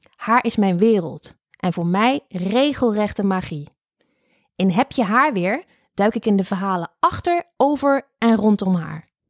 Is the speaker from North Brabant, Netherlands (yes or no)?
no; Lobith, Gelderland, Netherlands; ik kom uit Lobit